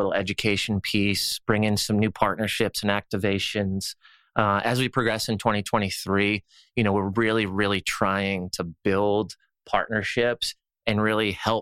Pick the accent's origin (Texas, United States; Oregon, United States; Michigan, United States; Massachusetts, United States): Massachusetts, United States; Boston; moved away; also born or lived in the South; Growing up in Boston and being so rough and aggressive